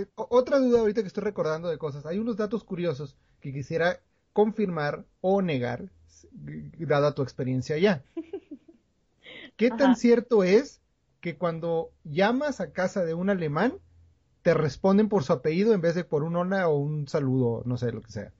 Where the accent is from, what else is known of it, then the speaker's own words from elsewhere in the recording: Coahuila, Mexico; nosotros somos de Coahuila